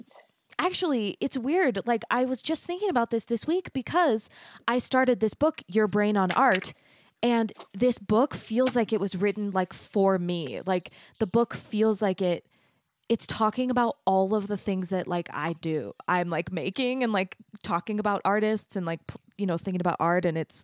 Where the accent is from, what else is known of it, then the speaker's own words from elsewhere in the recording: Arizona, United States; moved away; also born or lived in Texas; So I grew up in Arizona, which is kind of like underneath California. And then I went to school in Texas in this beautiful little art city, like a tiny little art city in Texas.